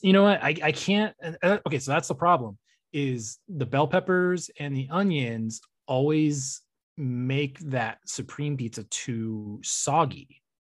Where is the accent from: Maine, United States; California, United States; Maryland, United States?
California, United States; I'm from California